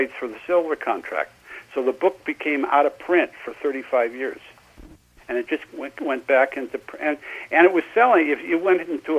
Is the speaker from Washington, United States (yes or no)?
yes; Seattle, Washington, United States; moved away as an adult; also born or lived in Los Angeles; I'm originally from Seattle